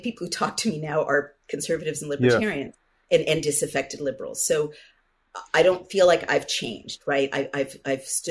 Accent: San Francisco, California, United States; I grew up in San Francisco, which was the most kind of wonderful place to grow up in the 60s and 70s when I was a child and a teenager

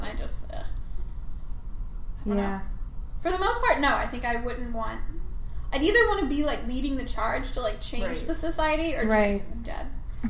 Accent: Cincinnati, Ohio, United States; moved away; I'm from Cincinnati, Ohio, originally.

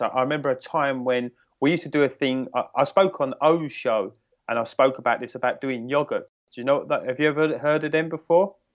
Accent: United Kingdom; I'm from the United Kingdom, uh, in England, just outside of London

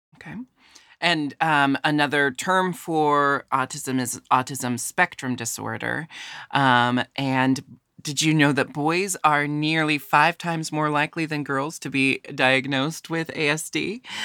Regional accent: Pacific Northwest, United States; I was born and raised in the Pacific Northwest, which is very different from the South

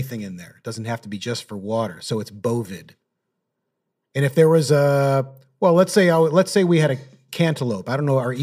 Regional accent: Detroit, Michigan, United States; now in New York, United States; I'm from Detroit, the Detroit suburbs

